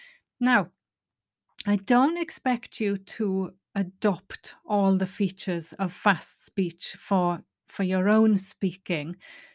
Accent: Wales, United Kingdom; accent: Welsh; now in England; And because I've lived in England for the last 15 years, see, my Welsh accent would say you, but I've had to adapt it

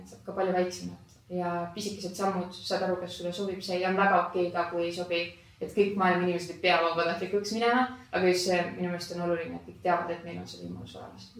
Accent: Estonia; olles eestlane

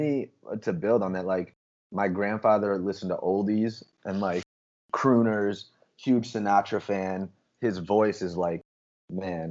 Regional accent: Tinley Park, Illinois, United States; I grew up in Tinley Park, just south of the city.

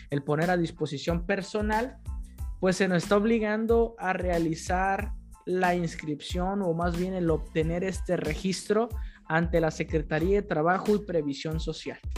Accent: Mexico; Desde abril con tres meses como buenos mexicanos hasta el final

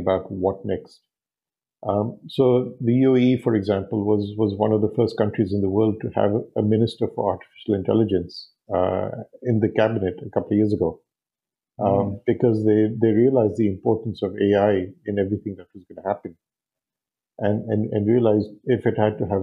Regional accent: Hong Kong; now in Dubai, United Arab Emirates; I grew up in Hong Kong

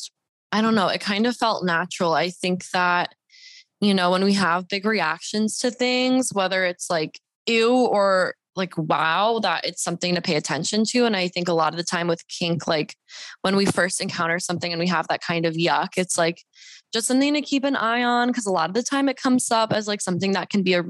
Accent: Deep South, United States; also born or lived in Bible Belt; now in Los Angeles, United States; I'm a Mexican Jew. I grew up in the deep South

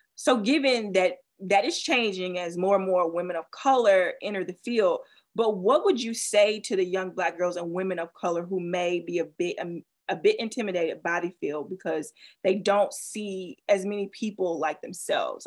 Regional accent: the South, United States; I grew up in the South

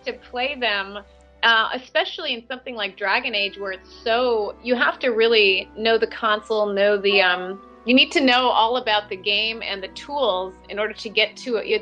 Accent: Cleveland, Ohio, United States; I am from Ohio in the United States, born in Cleveland, Ohio

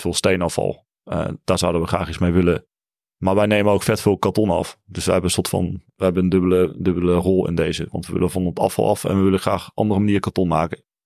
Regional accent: Limburg, Netherlands; Ik kom ook uit Limburg

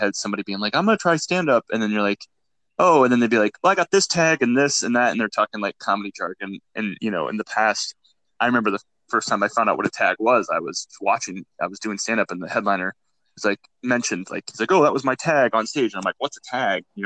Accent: Iowa, United States; growing up in Iowa, you know, and just smaller town

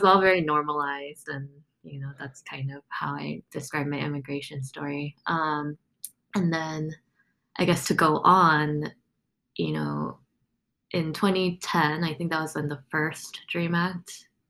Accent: South Korea; born there; But to tell you a little bit about my story, I was born in South Korea.

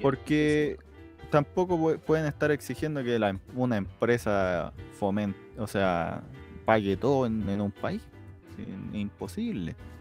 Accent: Chile; nosotros no somos Argentina

